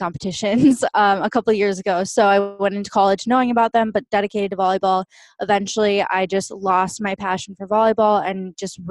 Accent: just outside of St. Paul, Minnesota, United States; now in Austin, United States; I currently live in Austin, Texas, but I grew up in just outside of St. Paul, Minnesota. So I'm a total Midwestern girl

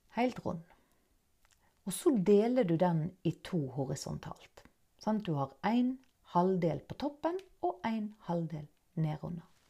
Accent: Norway; accent: Nynorsk; first language Norwegian; jeg snakker nynorsk. Jeg er norsk

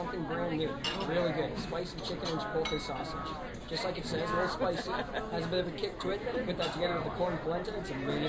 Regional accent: Leamington, Ontario, Canada; now in United States; I am from Leamington, Ontario, which is a town spawned from Detroit.

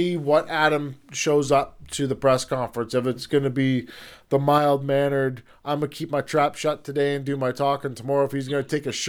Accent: Peterborough, Ontario, Canada; now in Saskatchewan, Canada; I'm from Peterborough.

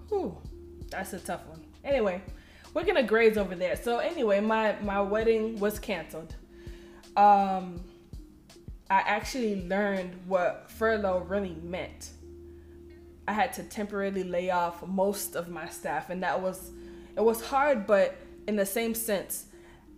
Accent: Miami, Florida, United States; I'm from Miami, Florida

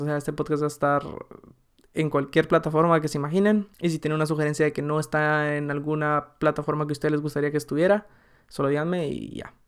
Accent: Guatemala; moved away as an adult; now in Germany; nací en Guatemala, viví ahí 19 años

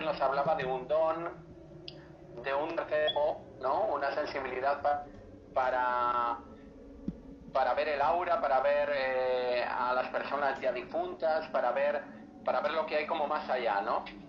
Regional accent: Spain; conocemos todos aquí en España es que eh, el proceso sobre brujas más importante que hubo aquí en mi país

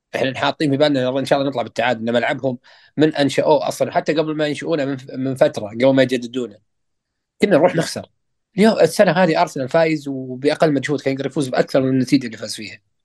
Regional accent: Saudi Arabia; احنا كمشجعين سعوديين

